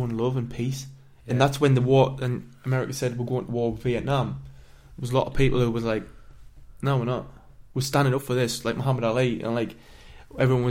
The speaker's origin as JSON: {"language": "English", "town": "Sunderland", "region": "North East England", "country": "United Kingdom", "said": "I come from Sunderland, we get called a Macam"}